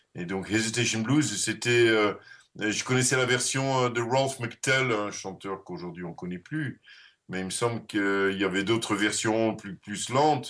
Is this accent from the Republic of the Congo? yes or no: no; Netherlands; first language Dutch; French is a second language; moved away; also born or lived in Leuven / Brussels / Paris; je suis néerlandais et néerlandophone